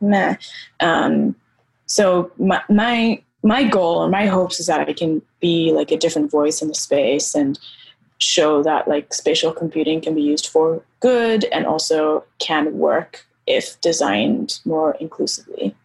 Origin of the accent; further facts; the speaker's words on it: Nairobi, Kenya; I grew up, so I grew up in Nairobi, I grew up in Kenya